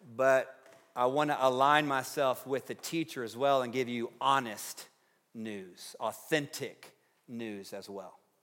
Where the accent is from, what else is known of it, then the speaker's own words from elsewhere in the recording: Tennessee, United States; now in Fort Collins, United States; growing up in Tennessee